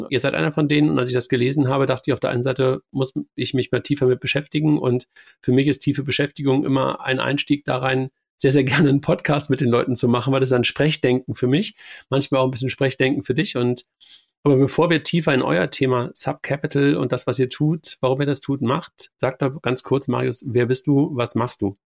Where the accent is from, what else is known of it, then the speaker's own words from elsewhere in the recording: Munich, Bavaria, Germany; Aber das ist natürlich als Münchner